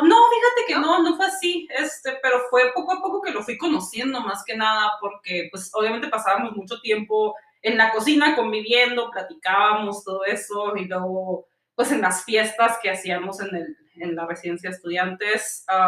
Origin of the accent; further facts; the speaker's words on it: Mexico; moved away as an adult; now in Sweden; soy de México